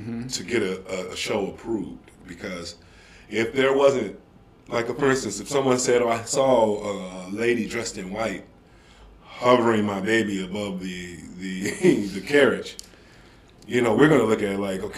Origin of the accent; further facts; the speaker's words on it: Detroit, Michigan, United States; I'm originally from Detroit, and I went to Specs Howard School of Broadcast Arts after high school